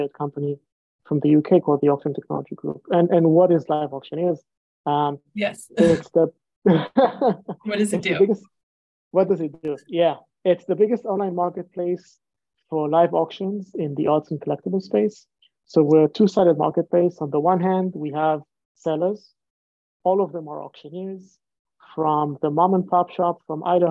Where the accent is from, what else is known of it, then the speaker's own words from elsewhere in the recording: Israel; moved away as an adult; now in United States; I'm originally from Israel